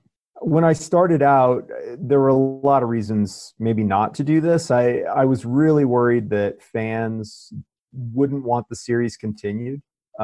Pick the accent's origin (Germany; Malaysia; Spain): Spain; now in United States; I mean, I come from Spain, right? And I mean, they were locked down.